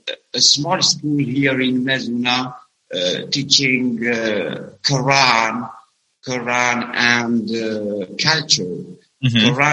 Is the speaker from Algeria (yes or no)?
yes; Algeria; English is a second language; from Algeria. … Uh, now on social media as … because I work here in Algeria as an English teacher, middle school English teacher.